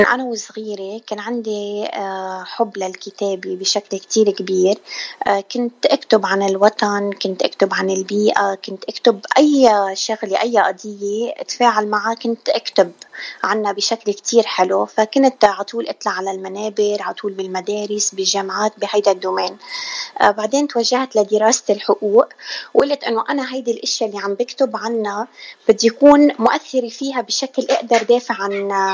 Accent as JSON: {"language": "Arabic", "region": "South Lebanon", "country": "Lebanon", "tie": "born or raised there", "moved": "as an adult", "lives_now": "United States", "said": "أنا من لبنان من جنوب لبنان يعني لبنانية بس آه لبنانية وجنوبية المنشأ"}